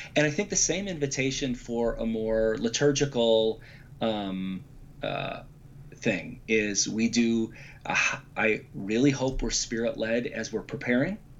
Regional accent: Chicago, Illinois, United States; also born or lived in Grand Rapids, Michigan; I grew up in the Chicago area. I've lived here my whole life, except for seven years in Grand Rapids, but that's still Midwest

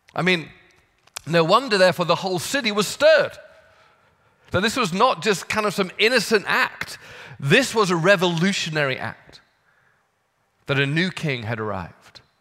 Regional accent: United Kingdom; now in United States; As a Brit

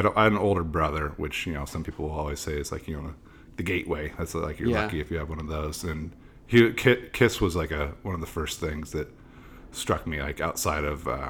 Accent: Oakland, California, United States; moved away as an adult; also born or lived in Berkeley, California; now in New York, United States; I'm East Bay. I was born in Berkeley and raised in a tiny little town inside of Oakland.

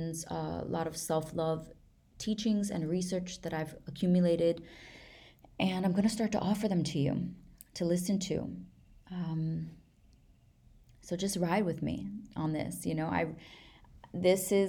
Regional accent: New York, United States; I'm from New York

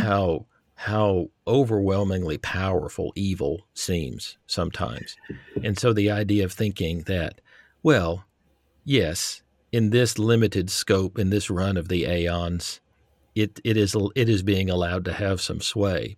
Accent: Texas, United States; moved away; I grew up in Texas

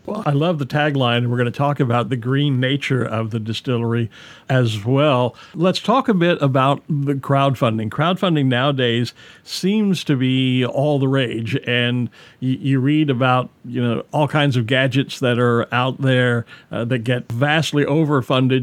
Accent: Texas, United States; Growing up in Texas in the 1970s

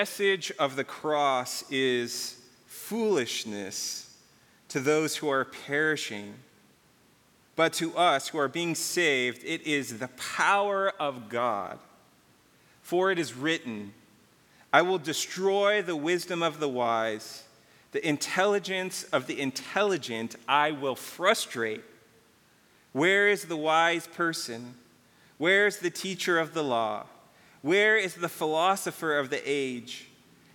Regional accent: Calabasas, California, United States; also born or lived in Malibu; I grew up in between Calabasas and Malibu.

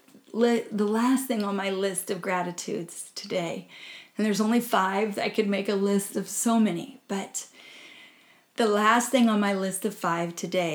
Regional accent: Midwest, United States; I grew up in the Midwest working in cornfields

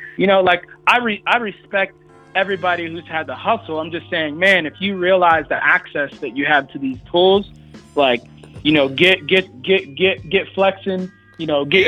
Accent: Oviedo, Florida, United States; also born or lived in Orlando, Florida; I'm from Oviedo, Florida, via Orlando, right? So right. like I where I grew up, there was chickens walking around

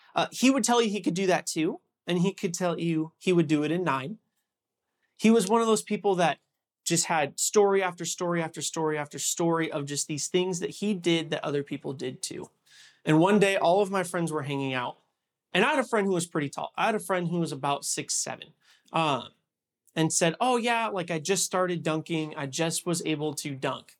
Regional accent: Huntington Beach, California, United States; moved away as an adult; also born or lived in Los Angeles area; I'm from Huntington Beach, California

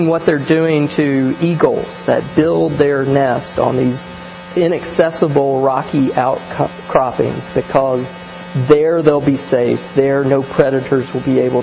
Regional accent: American South, United States

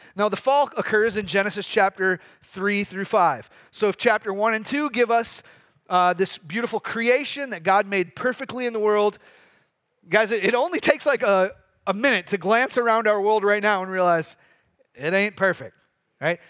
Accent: Michigan, United States; moved away; I'm from Michigan.

